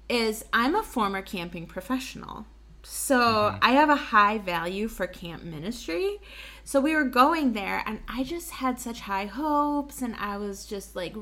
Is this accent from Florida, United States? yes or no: no; Wisconsin, United States; we're from Wisconsin and we like grew up